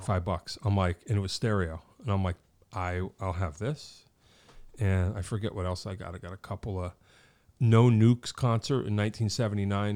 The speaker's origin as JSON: {"language": "English", "town": "Wallingford", "region": "Connecticut", "country": "United States", "tie": "born or raised there", "said": "I grew up in Wallingford"}